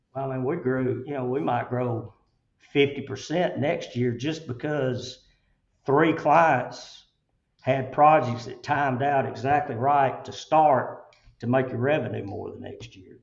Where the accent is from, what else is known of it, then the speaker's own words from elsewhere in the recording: Chelsea, Alabama, United States; I grew up in Chelsea